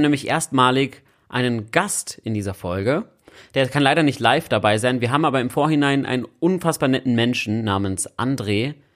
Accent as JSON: {"language": "German", "region": "Berlin", "country": "Germany", "tie": "born or raised there", "said": "Als Berliner Junge bin ich ja in Kreuzberg aufgewachsen"}